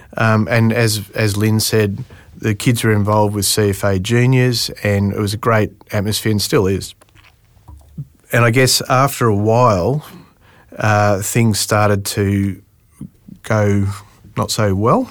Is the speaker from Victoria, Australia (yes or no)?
yes; Melbourne, Victoria, Australia; moved away as an adult; I'm from Melbourne originally.